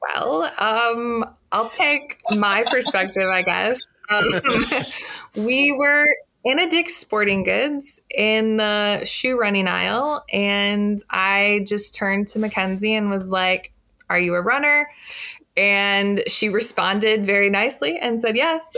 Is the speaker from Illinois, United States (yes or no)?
yes; Illinois, United States; now in Milwaukee, United States; I'm originally from Illinois, but currently reside in Milwaukee